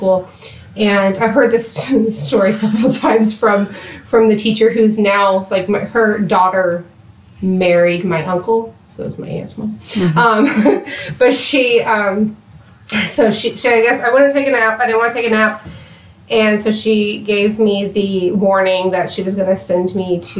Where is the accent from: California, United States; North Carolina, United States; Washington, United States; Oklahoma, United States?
Oklahoma, United States; Oklahoma City; also born or lived in Colorado; I am from the Oklahoma City area. Kind of bounced while I was from east of Oklahoma City growing up